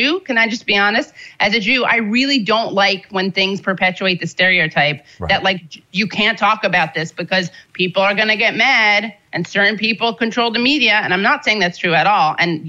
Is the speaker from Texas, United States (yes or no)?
no; New York City, New York, United States; I'm Jewish. I was born in New York City. My family is from the, well, we're fourth generation New Yorkers